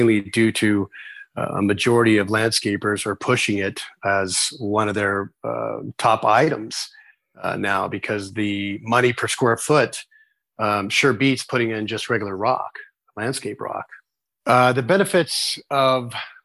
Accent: Las Vegas, Nevada, United States; I'm from Las Vegas, Nevada, and we have sometimes temperatures of 118

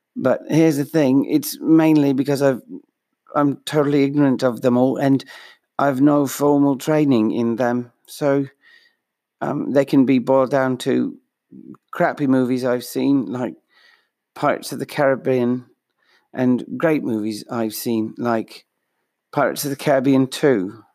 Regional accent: Minnesota, United States; accent: Minnesotan; my Minnesotan accent, my normal one.

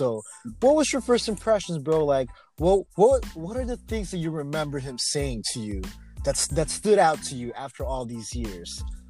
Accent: Oxnard, California, United States; I'm from Oxnard.

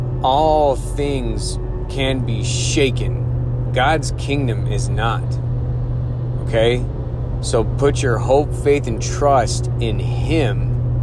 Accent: United States; I was born in the United States

